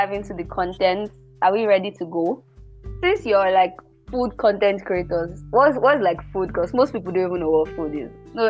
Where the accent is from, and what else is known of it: Nigeria